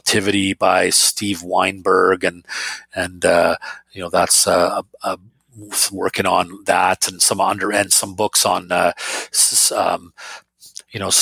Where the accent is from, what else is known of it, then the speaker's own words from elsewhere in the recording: Finland; moved away; So I was born in Finland